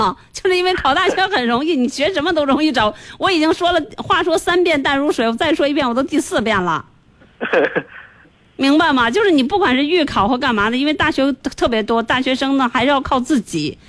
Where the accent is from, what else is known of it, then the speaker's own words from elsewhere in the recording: China; 因为我们中国人多嘛。